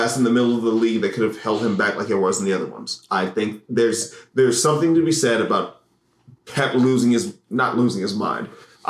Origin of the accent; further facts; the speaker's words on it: Cleveland, Ohio, United States; I'm from Cleveland.